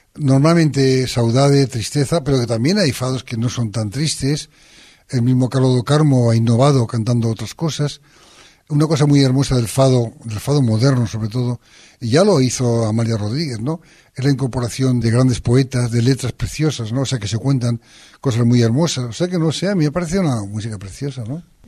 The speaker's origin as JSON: {"language": "Spanish", "region": "northern Aragon", "country": "Spain", "said": "yo soy del norte de Aragón"}